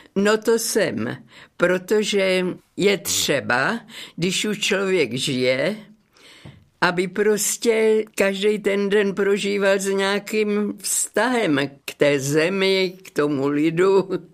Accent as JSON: {"language": "Czech", "town": "Dřetovice", "region": "Central Bohemian Region", "country": "Czechia", "tie": "born or raised there", "also_born_or_lived": "Prague / Kladno", "moved": "as an adult", "lives_now": "Hradec Králové, Czech Republic", "said": "Narodila jsem se v Dřetovicích, to je malá obec na Kladensku"}